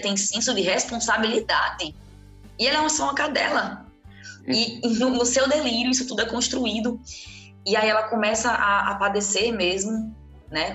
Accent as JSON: {"language": "Portuguese", "country": "Brazil", "said": "nós, enquanto brasileiras e brasileiros"}